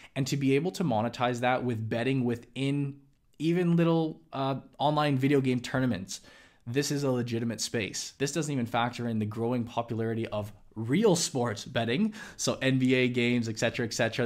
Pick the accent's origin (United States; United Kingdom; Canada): Canada; Vancouver, British Columbia; my hometown here in Vancouver